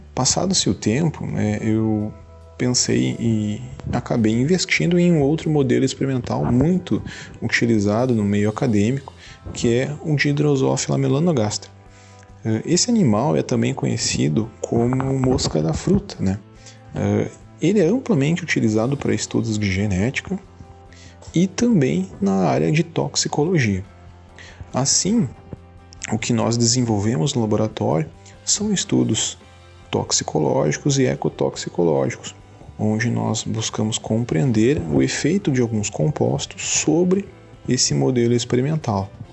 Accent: Santa Maria, Rio Grande do Sul, Brazil; moved away as an adult; now in Santo Ângelo, Brazil; Sou natural de Santa Maria

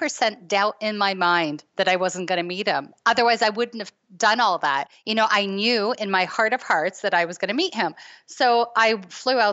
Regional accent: Toronto, Ontario, Canada; I'm from Toronto

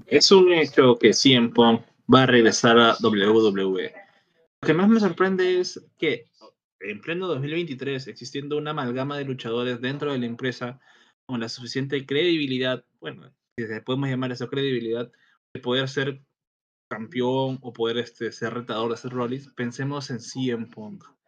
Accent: Peru; Acá en el Perú

